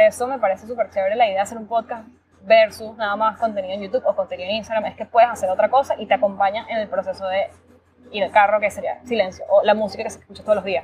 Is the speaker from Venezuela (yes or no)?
yes; Valencia, Carabobo, Venezuela; moved away as an adult; also born or lived in Miami, United States; now in United States; soy venezolana, vivo en Estados Unidos desde el 2016. Bueno, como muchos, estudié, crecí en Venezuela, 100% venezolana